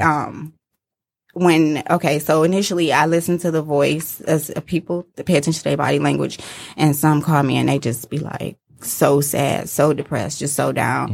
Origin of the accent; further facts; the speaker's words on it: Detroit, Michigan, United States; I grew up in Detroit, uh, near Shane and ninety-four, so the east